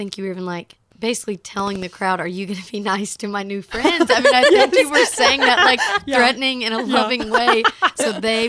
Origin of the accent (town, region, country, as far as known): Alabama, United States; born or raised there; now in Nashville, United States